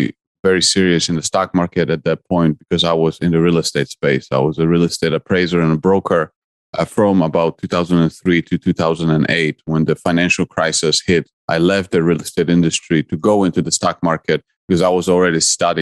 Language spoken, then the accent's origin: English; Poland; English is a second language; now in United States; I'm originally from Poland and I came to the US in 1996. And so my life in Poland was all about competition